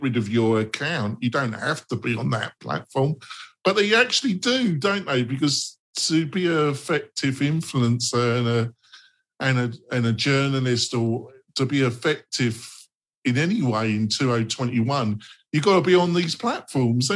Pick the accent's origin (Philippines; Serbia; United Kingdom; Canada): United Kingdom; England; I come from England